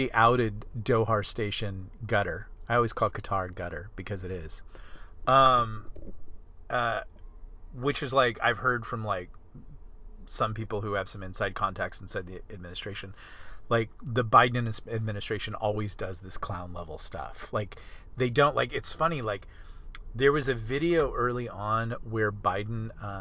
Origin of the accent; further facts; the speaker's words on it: California, United States; I come from California